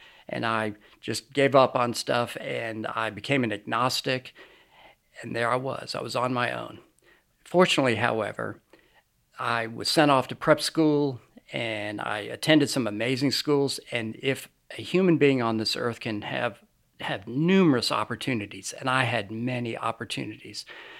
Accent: New York, United States; also born or lived in Lynchburg, Virginia; I was born in Lynchburg, Virginia, but I basically grew up outside of New York City. I've lost my accent, as you can probably tell.

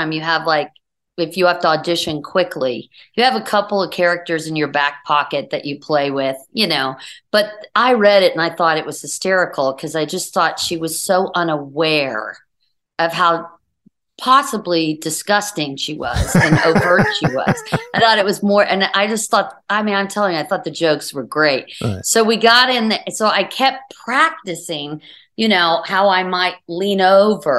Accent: Houston, Texas, United States; moved away; I was from Houston.

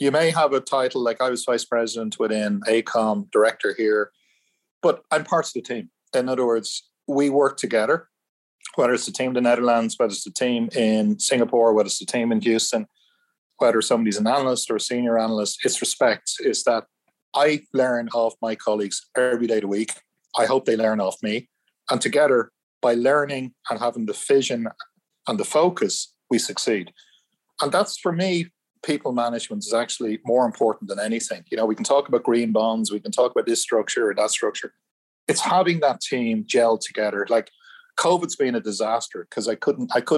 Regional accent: Ireland; I'm Irish.

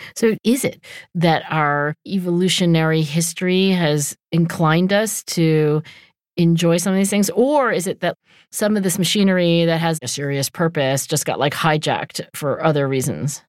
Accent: New Jersey, United States; I also lived in New Jersey

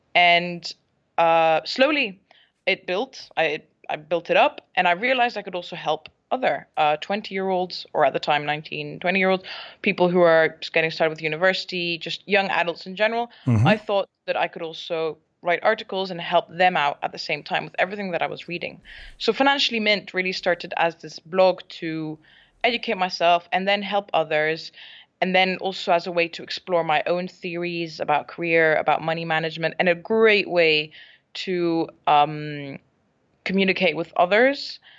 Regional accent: Barcelona, Catalonia, Spain; first language English; also born or lived in Scotland; I am Scottish, so I was born in Scotland, mm-hmm. but I grew up and spent most of my life in Spain, in Barcelona. My mom is Spanish.

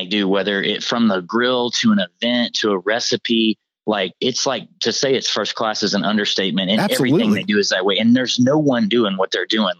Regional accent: Deep South, United States; also born or lived in Tennessee; now in Dallas, United States; I was born in Tennessee, grew up in the deep South on sweet pork.

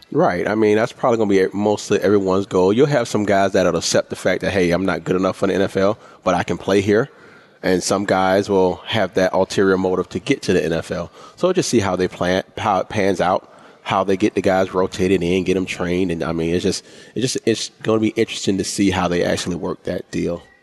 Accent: Orangeburg, South Carolina, United States; born or raised there

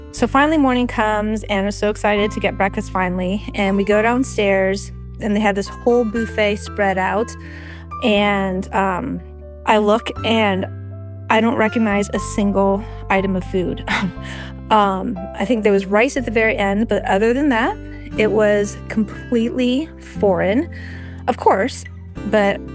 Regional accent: California, United States; I'm from California

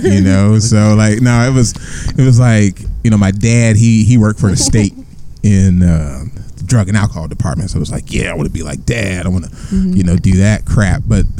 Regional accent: Seaside, California, United States; also born or lived in Sacramento / Long Beach; Yeah, born and raised in Seaside. Went to college down at Long Beach State. I moved to Sacramento for about 3 years. I lived up there so with my father

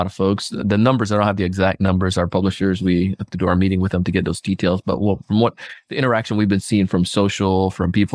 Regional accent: Jamaica; now in South Florida, United States; I grew up in Jamaica as a kid

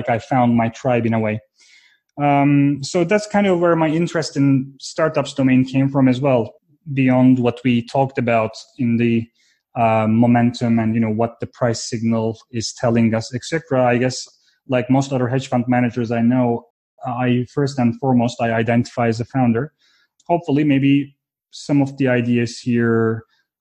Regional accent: Istanbul, Turkey; moved away; also born or lived in Fort Collins, Colorado; I was born and raised in Istanbul, Turkey

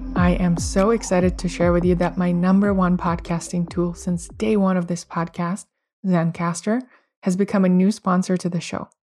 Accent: Russia; moved away; I come from Russia

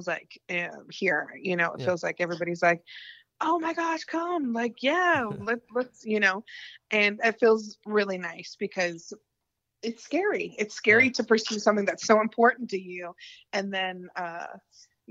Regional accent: Gainesville, Florida, United States; moved away as an adult; also born or lived in Los Angeles, United States; now in Nashville, United States; where I grew up in Florida and all my family's from

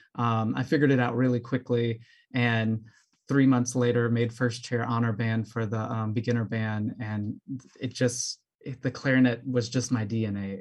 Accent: New Orleans, Louisiana, United States; also born or lived in Mississippi / Atlanta / Peoria, Illinois; now in Chicago, United States; I'm from New Orleans originally, and I found my way up to Chicago, Illinois

